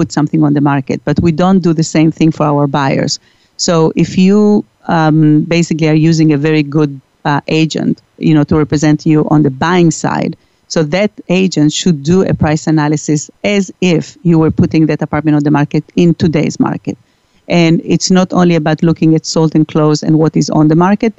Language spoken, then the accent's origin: English; Santiago, Santiago Metropolitan Region, Chile; moved away; I am originally from Chile